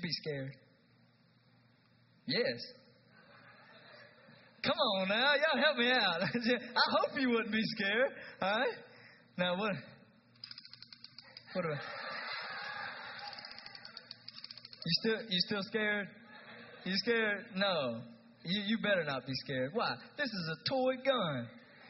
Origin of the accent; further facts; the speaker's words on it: East Tennessee, United States; I'm from East Tennessee